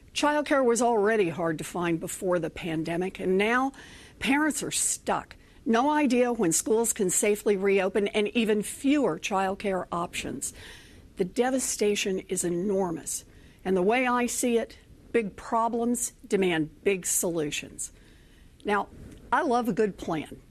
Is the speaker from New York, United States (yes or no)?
no; Oklahoma, United States; moved away; also born or lived in Texas; As a little girl growing up in Oklahoma